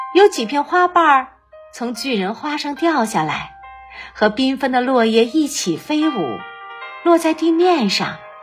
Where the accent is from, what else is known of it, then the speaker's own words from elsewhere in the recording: Baoding, Hebei, China; 我是来自河北保定的